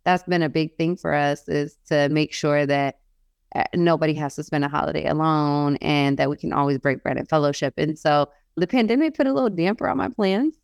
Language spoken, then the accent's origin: English; New York, United States; moved away as an adult; now in Oregon, United States; we live in Oregon, and I'm from New York